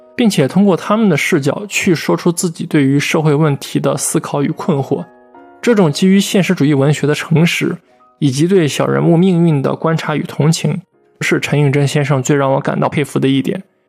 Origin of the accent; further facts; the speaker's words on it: China; 我们大陆这边最近几十年其实状况也差不多